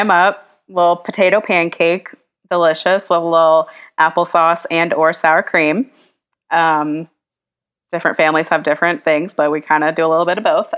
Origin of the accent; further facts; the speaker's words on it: the South, United States; a Jewish girl growing up in the South